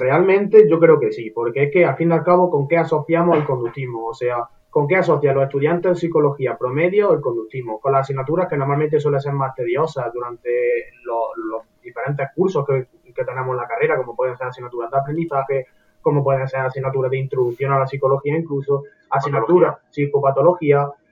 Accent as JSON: {"language": "Spanish", "town": "Córdoba", "region": "Andalusia", "country": "Spain", "said": "todos somos de Andalucía, yo soy de Córdoba"}